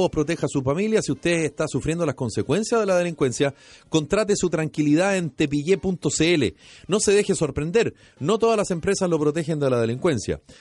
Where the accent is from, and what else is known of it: Chile